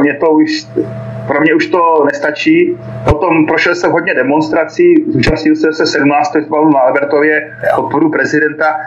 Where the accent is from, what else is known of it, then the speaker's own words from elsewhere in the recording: Czechia; moved away as an adult; now in Donetsk, Ukraine; já jsem vyrostl v Československu, přísahal jsem Československu